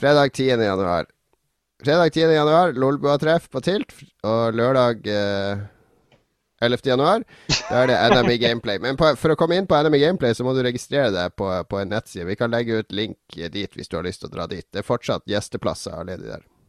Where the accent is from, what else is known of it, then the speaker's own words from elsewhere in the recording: Harstad, Troms, Norway; moved away; når jeg flytta fra Harstad, så reiste hjem til Harstad i jula